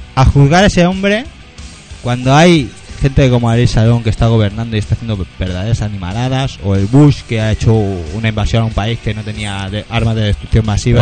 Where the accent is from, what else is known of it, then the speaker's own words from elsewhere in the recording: Catalonia, Spain; somos catalanes